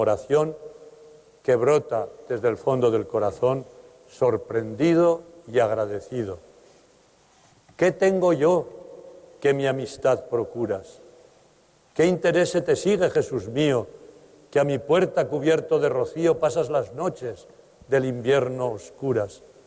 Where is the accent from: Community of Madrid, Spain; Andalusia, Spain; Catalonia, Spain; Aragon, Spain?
Aragon, Spain; Teruel; moved away; Teruel, mi tierra de origen